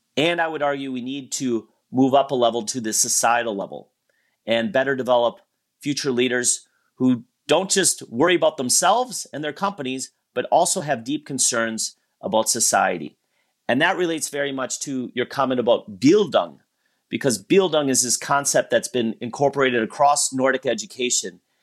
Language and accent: English; Wisconsin, United States; moved away; I grew up in Wisconsin